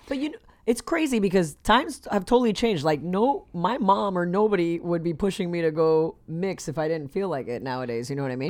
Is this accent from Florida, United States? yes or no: yes; Miami, Florida, United States; moved away; also born or lived in Texas; Miami, Florida, born and raised